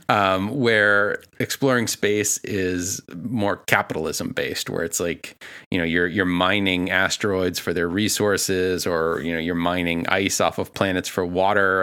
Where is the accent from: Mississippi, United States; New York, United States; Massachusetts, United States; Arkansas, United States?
Massachusetts, United States; Boston; I am from Boston